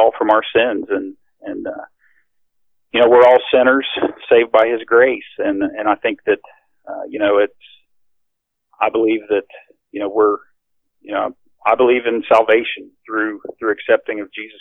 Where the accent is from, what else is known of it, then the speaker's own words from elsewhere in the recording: near Grafton, West Virginia, United States; I grew up in West Virginia